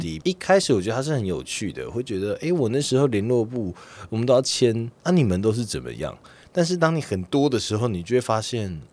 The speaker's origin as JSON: {"language": "Chinese", "country": "Taiwan", "said": "自己身为台湾人是很开心的"}